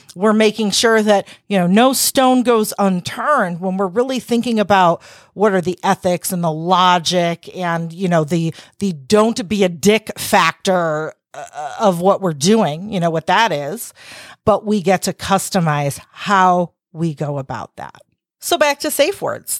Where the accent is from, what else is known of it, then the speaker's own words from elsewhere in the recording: Chicago, Illinois, United States; accent: Chicago; with my Chicago accent